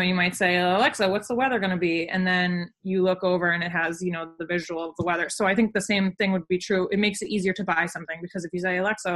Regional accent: New England, United States; now in New York, United States; I'm from New England

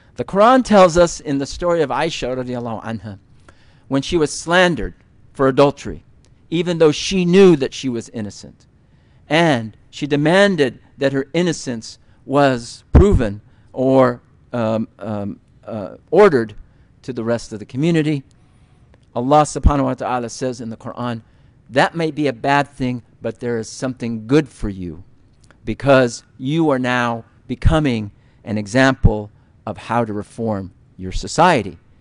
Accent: United States; as American Muslims, as Americans

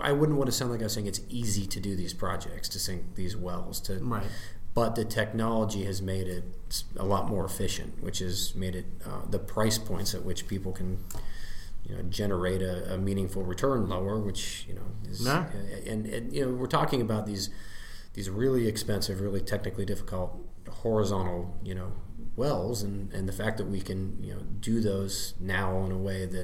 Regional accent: Ohio, United States; as an Ohioan or as an American and as a business person here

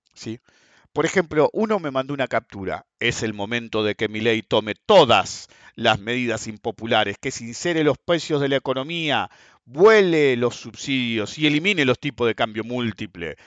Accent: Argentina

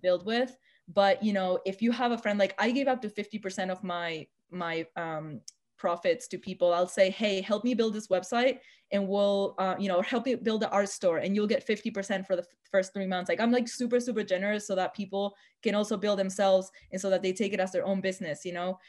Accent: Argentina; moved away; my hometown in Argentina

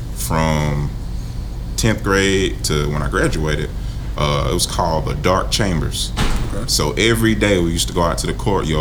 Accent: Greenville, South Carolina, United States; I'm born in Greenville.

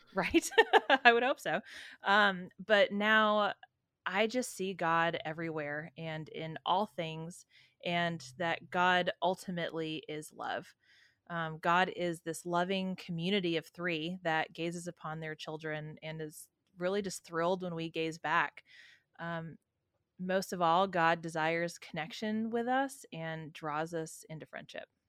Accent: San Francisco, California, United States; I was raised in San Francisco

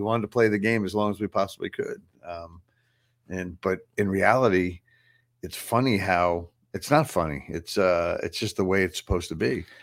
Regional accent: Long Island, New York, United States; Paul and I grew up on Long Island at the same time

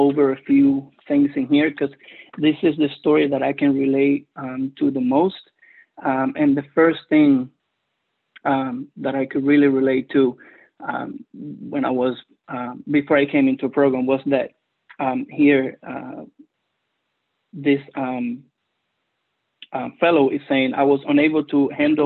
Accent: Cuba; first language Spanish; English is a second language; moved away; English is my second language. I am originally from Cuba, so Spanish is my first language

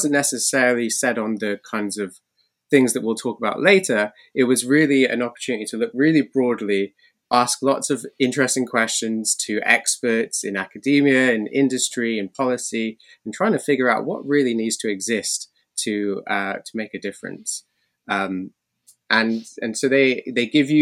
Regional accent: Cardiff, Wales, United Kingdom; born in Wales, Cardiff, the capital city

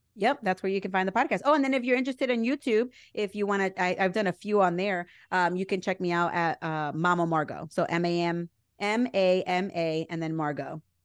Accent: New Jersey, United States; I'm from Jersey

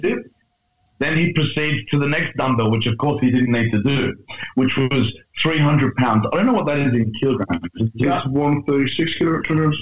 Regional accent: Australia; otherwise known as the Australian Strength Coach

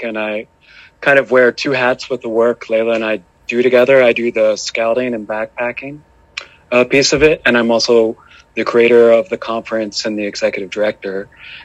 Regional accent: Pennsylvania, United States; now in Bend, United States; I am from Pennsylvania. And I grew up right off of the Appalachian Trail.

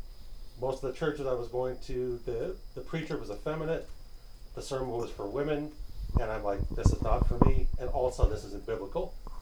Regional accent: New York, United States; I'm up from New York. Down from New York.

